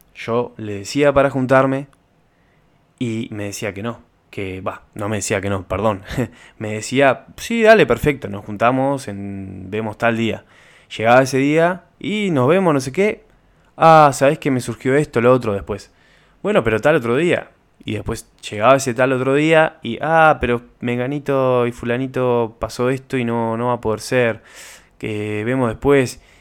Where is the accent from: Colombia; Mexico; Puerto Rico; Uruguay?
Uruguay; Como uruguayo